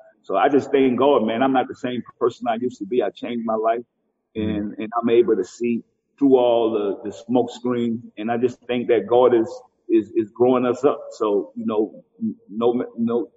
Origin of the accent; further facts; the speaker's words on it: New Orleans, Louisiana, United States; if they from New Orleans and they from where I'm from